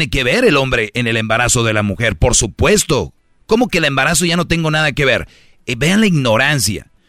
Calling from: San Nicolás de los Garza, Nuevo León, Mexico; Yo vengo a decirles, oigan, vengo desde San Nicolás de los Garza a una radio nacional a decirles, estamos mal.

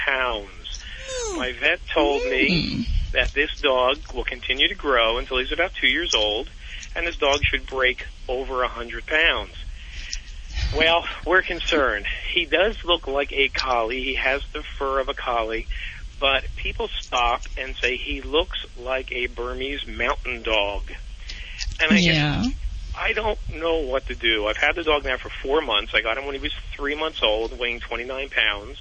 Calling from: Glenside, Pennsylvania, United States

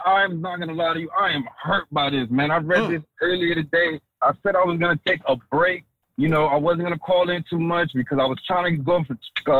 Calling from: Tampa, Florida, United States; Man, … from Tampa.

